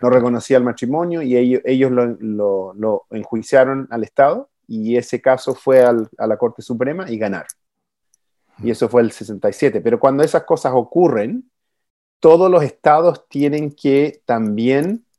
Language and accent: Spanish; Chile; accent: Chilean; now in United States; siendo chileno